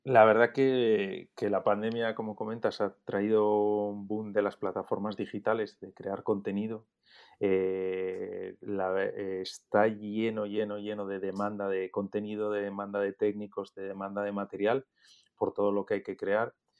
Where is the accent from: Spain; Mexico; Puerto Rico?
Spain; Oviedo, Asturias; moved away as an adult; also born or lived in Gijón / Madrid; yo nací en Gijón, aunque he vivido toda mi vida en Oviedo. Y me he criado en Oviedo hasta los 18 años